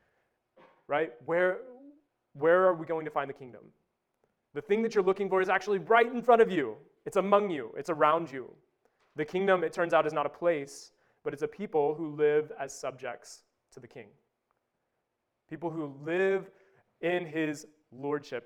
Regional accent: Wabash, Indiana, United States; moved away; I grew up in Wabash

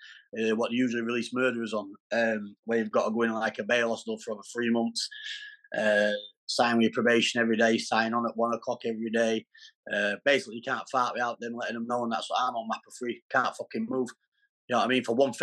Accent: Doncaster, Yorkshire and the Humber, United Kingdom; now in Derbyshire, United Kingdom; I'm from Doncaster, but I'm not in Doncaster at the minute. I'm in Derbyshire

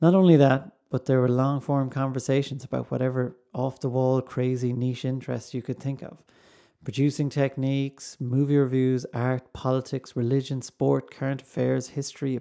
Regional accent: Ballinasloe, Connacht, Ireland; now in Celbridge, Ireland; I live in Kildare in Selbridge. In Ireland, I'm originally from Ballinasloe in the Midlands, but the west of the Midlands.

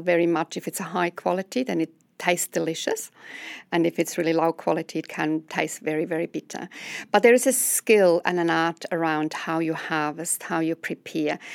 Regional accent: Switzerland; now in New Zealand; as you will discover from my accent, I'm coming from overseas. I come from Switzerland

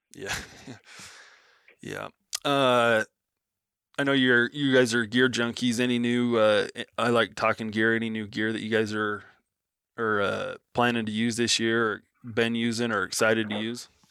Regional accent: Nevada, United States; that's how Nevada is. You know, growing up, you you just knew you were going to get a tag every three to five years

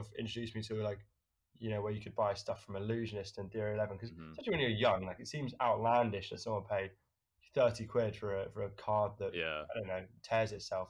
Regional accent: United Kingdom; So basically, I think of myself as quite a British lad.

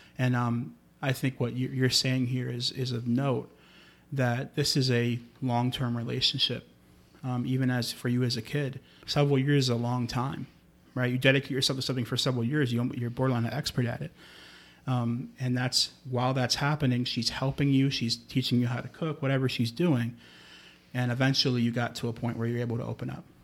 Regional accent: New York, United States; I grew up in New York

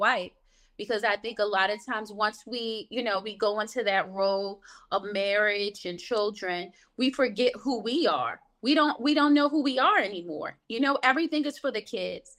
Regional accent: Baltimore, Maryland, United States; I grew up in Baltimore, Maryland

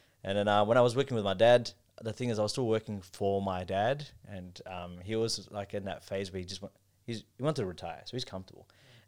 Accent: Pakistan; And although I'm not Arab, they just thought I'm Arab because of my looks. And I'm like, I'm from Pakistan.

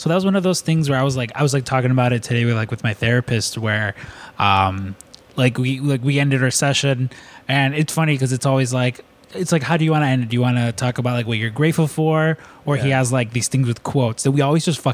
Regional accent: Chicago, Illinois, United States; you're a Chicago kid

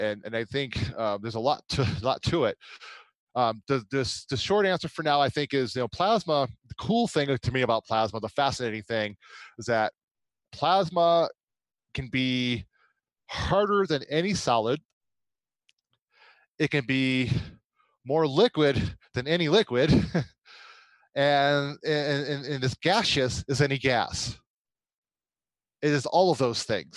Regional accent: United States; I'm an American

